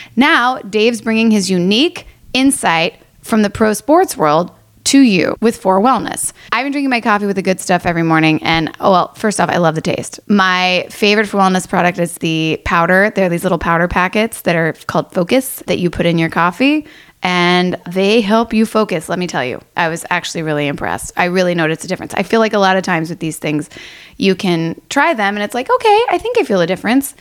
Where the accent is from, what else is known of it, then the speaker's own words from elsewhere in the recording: Louisville, Kentucky, United States; moved away as an adult; now in Los Angeles, United States; Growing up in Louisville, I have two brothers